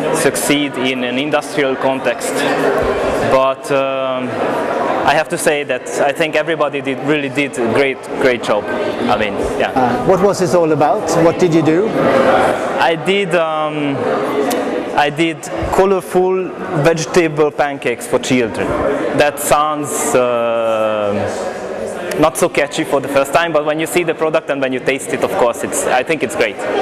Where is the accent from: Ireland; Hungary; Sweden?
Hungary; I come from Hungary